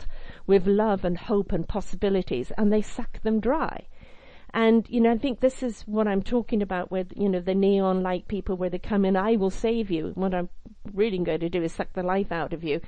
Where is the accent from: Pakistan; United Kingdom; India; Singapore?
United Kingdom; I'm British.